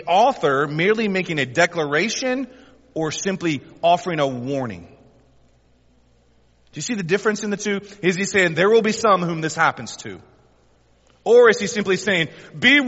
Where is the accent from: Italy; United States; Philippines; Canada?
United States; the South; We're most of us born and raised in the South